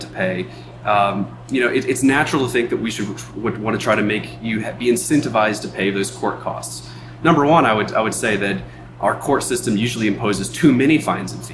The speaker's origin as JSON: {"language": "English", "country": "United States", "moved": "yes", "lives_now": "Montana, United States", "said": "I come from the Virginia and Washington, D.C. area"}